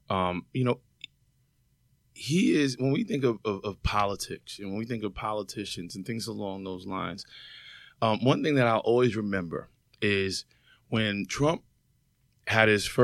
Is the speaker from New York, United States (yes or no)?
yes; New York City, New York, United States; also born or lived in Bronx, New York; now in Atlanta, United States; I'm from New York as well, uh, born and raised in Brooklyn, moved to the Bronx. I live in Atlanta now.